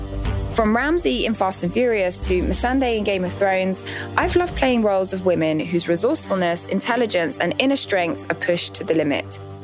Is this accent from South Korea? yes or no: no; United Kingdom; my home country, the United Kingdom